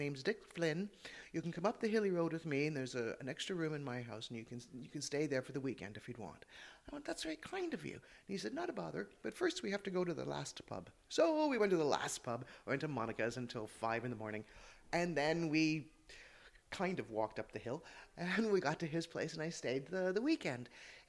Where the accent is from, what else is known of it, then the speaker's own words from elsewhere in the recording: Toronto, Ontario, Canada; accent: Canadian; moved away as an adult; also born or lived in Wicklow, Ireland; now in Drumshambo, Ireland; Well, I am Irish born. I was born in Wicklow, and we emigrated as a family to Toronto, so this is a Canadian accent. And I returned to Ireland 20 years ago last September.